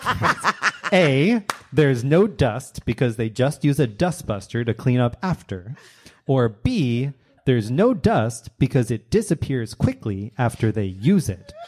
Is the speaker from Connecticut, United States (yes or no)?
no; New York, United States; I was from New York